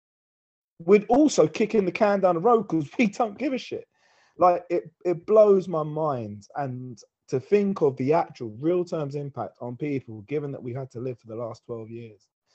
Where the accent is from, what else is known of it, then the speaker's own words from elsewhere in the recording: England, United Kingdom; as English people in Britain